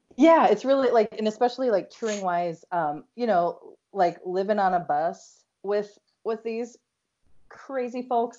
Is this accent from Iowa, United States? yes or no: yes; Iowa, United States; I'm from Iowa.